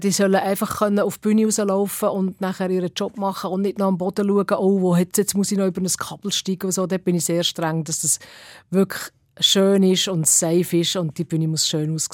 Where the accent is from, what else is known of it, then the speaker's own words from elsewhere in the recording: Switzerland; du hast als Schweizer Act musst halt äh, schauen, ob du noch Platz hast